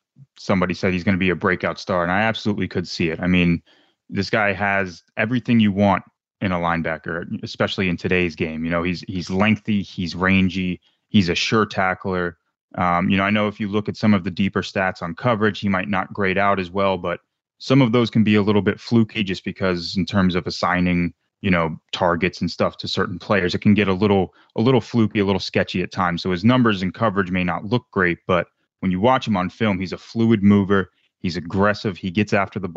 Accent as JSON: {"language": "English", "region": "New York", "country": "United States", "tie": "born or raised there", "said": "I was born in New York"}